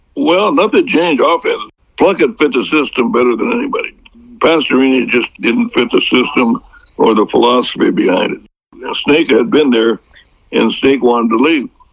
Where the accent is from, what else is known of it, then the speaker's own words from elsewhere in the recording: Fresno, California, United States; I turned down a job in my hometown area of Fresno